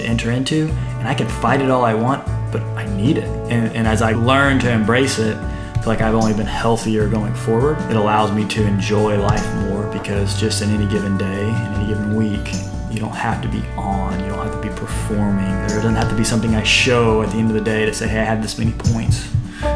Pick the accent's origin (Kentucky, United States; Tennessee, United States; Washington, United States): Kentucky, United States; Louisville; moved away as an adult; now in Nashville, United States; Nick and I met actually in Louisville, Kentucky. I grew up there.